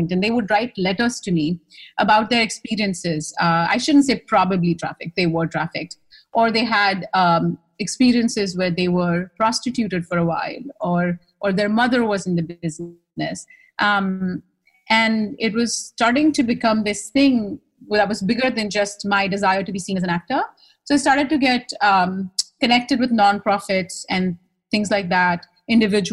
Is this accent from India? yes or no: yes; India; accent: Indian; moved away as an adult; now in New York, United States; my Indian accent wasn't quite the Indian accent they were used to either